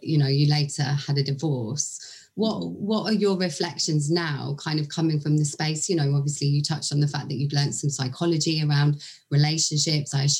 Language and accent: English; England, United Kingdom; accent: English